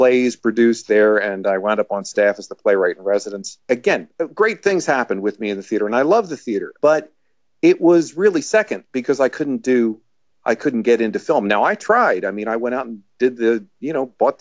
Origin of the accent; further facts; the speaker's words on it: Laurel Springs, New Jersey, United States; I was born in Laurel Springs, New Jersey. which is why I'm trying to talk slower because, you know, where everything moves fast around here in the Northeast.